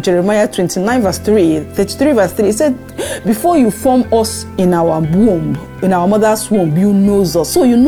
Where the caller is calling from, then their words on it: France; I'm calling from France